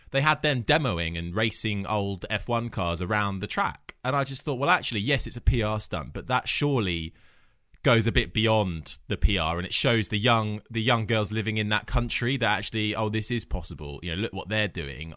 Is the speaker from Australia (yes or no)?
no; United Kingdom; we're all British